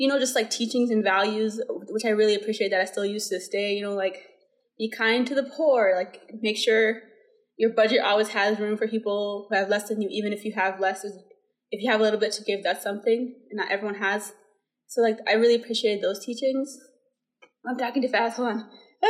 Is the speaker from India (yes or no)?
yes; India; moved away; I was born and raised in India.